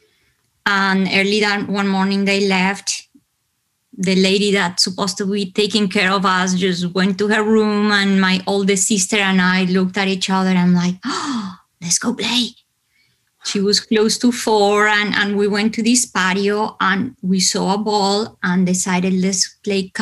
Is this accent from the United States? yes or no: no; Bogotá, Colombia; moved away; because I come from Colombia, I come from hot weather country, right? But Bogotá is located high up in the Andes